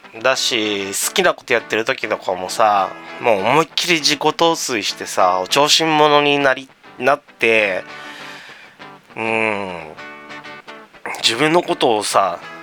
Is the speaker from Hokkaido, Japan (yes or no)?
no; Tama, Tokyo, Japan; 僕の地元にあるこのチェーン店の紹介をしたいと思いますはいえー、店名極楽湯多摩センター店